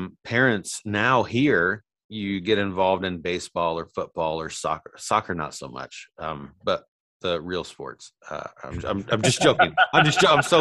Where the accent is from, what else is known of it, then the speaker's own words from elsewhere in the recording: Indiana, United States; moved away; growing up where we grew up in Indiana.